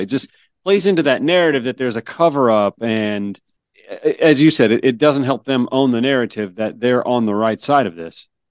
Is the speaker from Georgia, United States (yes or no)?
yes; Georgia, United States; moved away as an adult; also born or lived in Myrtle Beach, South Carolina; I grew up in Georgia